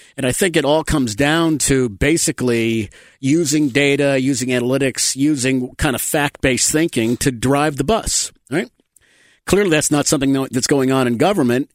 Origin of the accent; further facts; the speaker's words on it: Massachusetts, United States; I grew up in the Massachusetts area